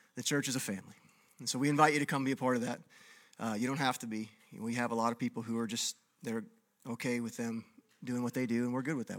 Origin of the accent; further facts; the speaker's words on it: Texas, United States; moved away; I grew up in Texas where there was no ice